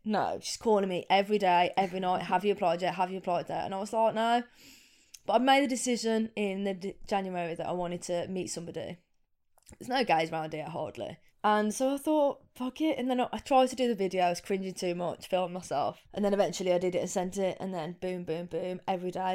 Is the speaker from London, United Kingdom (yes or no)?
no; Coven, West Midlands, United Kingdom; also born or lived in Wolverhampton; I grew up in, Br-, in Coven, which is a little village just on the outskirts of Wolverhampton